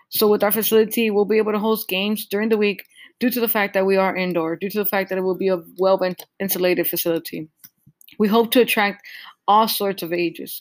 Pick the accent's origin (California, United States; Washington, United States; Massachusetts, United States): California, United States; Southern; we come from Southern California